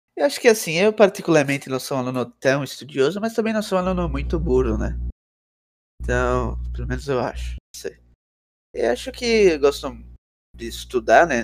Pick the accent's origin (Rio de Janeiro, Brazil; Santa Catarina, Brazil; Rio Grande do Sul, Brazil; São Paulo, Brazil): São Paulo, Brazil; Eu tenho 15 anos. Sou de São Paulo.